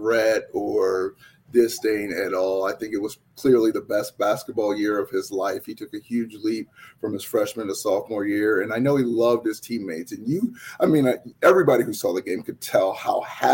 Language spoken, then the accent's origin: English; New England, United States; moved away; also born or lived in Connecticut; I'm from New England, so I was a Boston Celtic fan